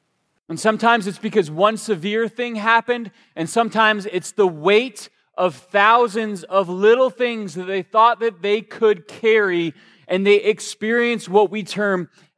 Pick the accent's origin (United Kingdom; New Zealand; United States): United States; Georgia; in the good Southern Baptist preacher voice that I grew up around in Georgia, they like to end their statements with, so just kind of go with this.